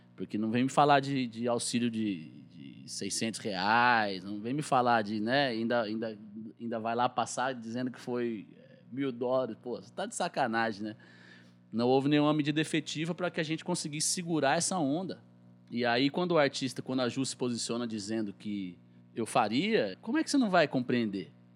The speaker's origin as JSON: {"language": "Portuguese", "town": "Guaratinguetá", "region": "São Paulo", "country": "Brazil", "accent": "caipira", "lives_now": "Guaratinguetá, Brazil", "said": "eu sou caipira, de Guaratinguetá, aqui no interior do estado de São Paulo, no Vale do Paraíba."}